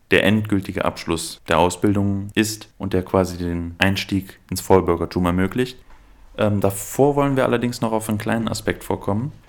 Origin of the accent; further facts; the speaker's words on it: Aachen, North Rhine-Westphalia, Germany; ja, also ich komme ursprünglich aus Aachen, deshalb habe ich eine kleine chsch schwäche